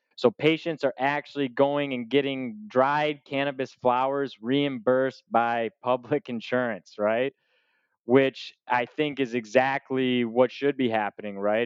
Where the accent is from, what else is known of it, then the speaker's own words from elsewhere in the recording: Michigan, United States; accent: American; moved away as an adult; also born or lived in Kalamazoo, Michigan / Tennessee; now in Lisbon, Portugal; I grew up in the state of Michigan